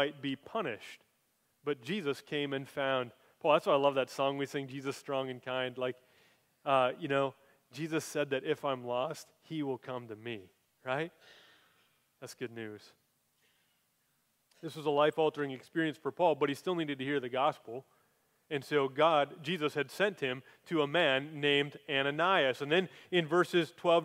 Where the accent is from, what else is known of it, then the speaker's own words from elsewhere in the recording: Minnesota, United States; moved away; I came from Minnesota too